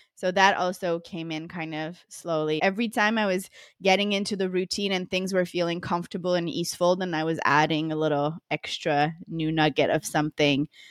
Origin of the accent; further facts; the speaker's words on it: Montreal, Quebec, Canada; moved away as an adult; now in Costa Rica; I'm originally from Montreal, Canada